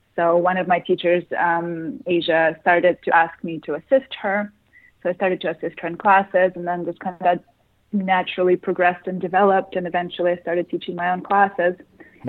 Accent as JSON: {"language": "English", "country": "Russia", "tie": "born or raised there", "moved": "yes", "said": "growing up in Russia"}